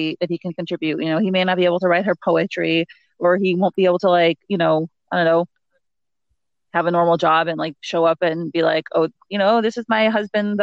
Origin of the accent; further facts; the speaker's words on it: New York, United States; moved away as an adult; now in New Jersey, United States; I live in New Jersey, and I mean, I grew up in New York